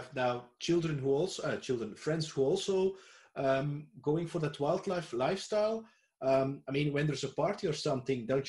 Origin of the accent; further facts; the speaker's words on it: Belgium; I'm from Belgium, and the region where I live is very close